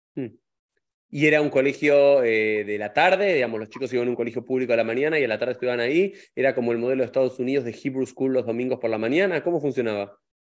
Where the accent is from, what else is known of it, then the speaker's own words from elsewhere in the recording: Argentina; nosotros dos que somos argentinos